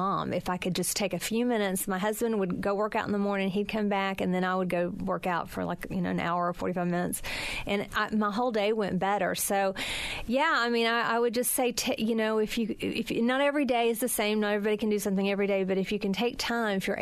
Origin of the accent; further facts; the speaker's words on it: the South, United States; I grew up in a time in the South